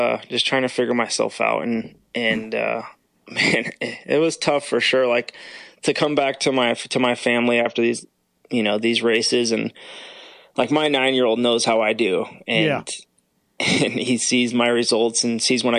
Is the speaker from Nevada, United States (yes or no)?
no; California, United States; moved away as an adult; now in Florida, United States; Growing up in Cali